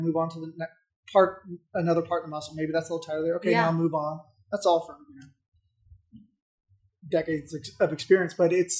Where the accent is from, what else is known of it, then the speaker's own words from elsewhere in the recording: Saudi Arabia; also born or lived in Germany / Florida / Alabama / Indiana; now in United States; I was born in Germany, but then I grew up in Saudi Arabia. And then I moved to Northwest Florida, college in Alabama, Indiana, and I'm here.